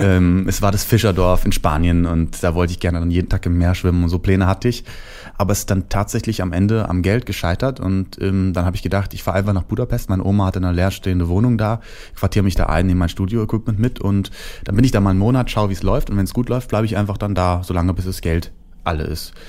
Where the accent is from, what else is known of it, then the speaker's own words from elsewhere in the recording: Hesse, Germany; der kleine Junge aus Hessen, wo ich herkomme